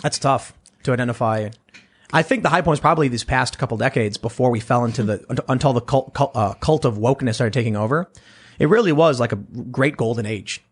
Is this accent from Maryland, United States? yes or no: no; Chicago, Illinois, United States; moved away as an adult; also born or lived in New York / Los Angeles; growing up in Chicago, moving, living in New York